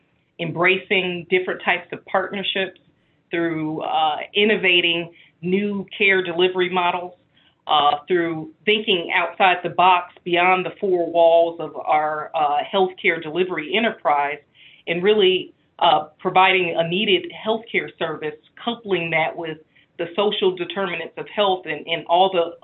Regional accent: Chicago, Illinois, United States; my hometown in Chicago

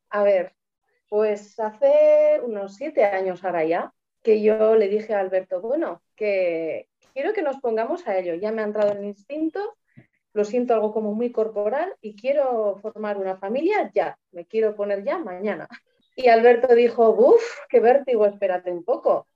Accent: Tolosa, Basque Country, Spain; moved away as an adult; now in Vitoria-Gasteiz, Spain; Soy de, un pueblo cerca de San Sebastián que se llama Tolosa

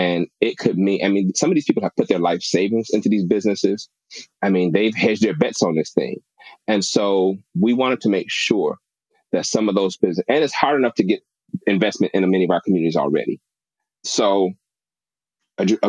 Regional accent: Chicago, Illinois, United States; I'm Chicago born and bred, you know, grew up on the South Side of Chicago

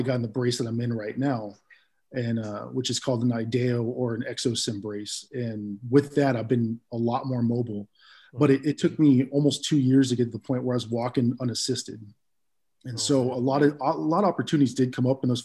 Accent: East Bay, California, United States; moved away as an adult; now in Bremerton, United States; I grew up in California and in the East Bay area

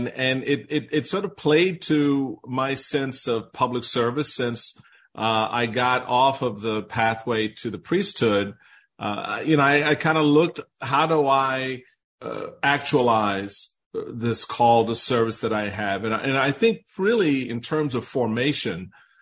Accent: Washington, District of Columbia, United States; I grew up in Washington, D.C.

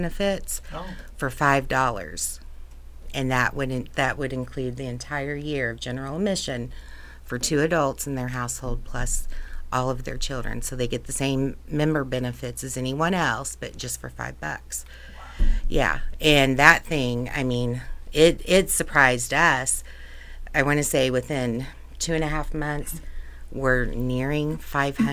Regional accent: Evansville, Indiana, United States; I grew up in Evansville on the north side

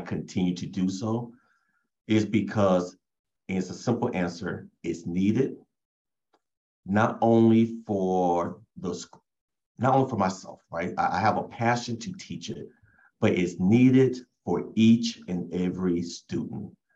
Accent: Oberlin, Ohio, United States; I was born and raised in Oberlin

